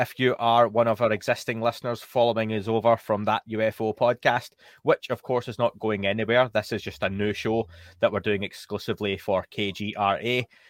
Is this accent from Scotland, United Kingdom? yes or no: yes; Scotland, United Kingdom; now in England, United Kingdom; we are based in the UK. Myself, I'm from Scotland. I live in England.